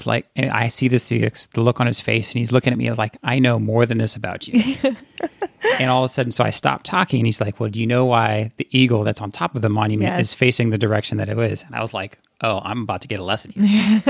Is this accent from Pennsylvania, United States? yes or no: yes; Girard, Pennsylvania, United States; Because I'm from Girard.